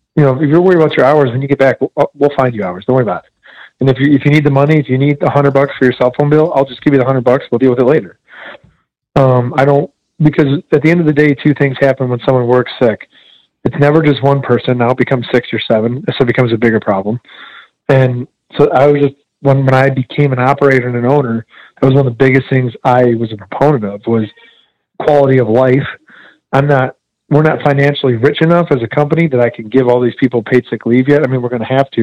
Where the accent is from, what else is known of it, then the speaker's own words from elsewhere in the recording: Detroit, Michigan, United States; now in Amarillo, United States; my mother and my grandmother kind of raised me to do charitable work like crazy growing up in Metro Detroit